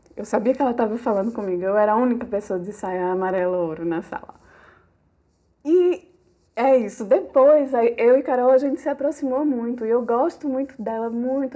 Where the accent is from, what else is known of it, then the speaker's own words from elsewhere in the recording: Garanhuns, Pernambuco, Brazil; also born or lived in Caruaru / Recife; Eu sou garanhuense, né? Sou de Garanhuns.